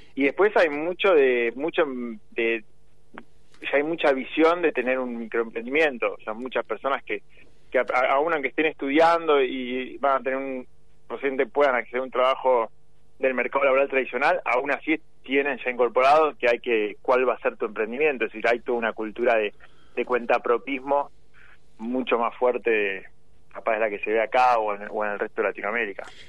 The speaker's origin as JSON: {"language": "Spanish", "town": "San Isidro", "region": "Buenos Aires Province", "country": "Argentina", "said": "Yo soy de San Isidro, pero competía por Tigre"}